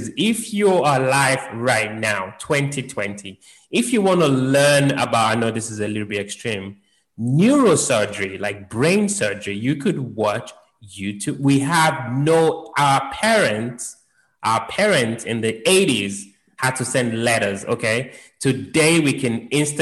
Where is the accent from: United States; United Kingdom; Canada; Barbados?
United Kingdom; London; moved away; I grew up in London